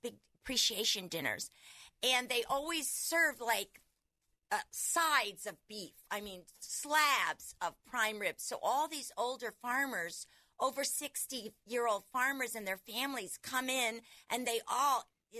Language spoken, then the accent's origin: English; Pensacola, Florida, United States; moved away; also born or lived in Orlando, Florida; I'm originally from Pensacola, Florida, and lived in Orlando.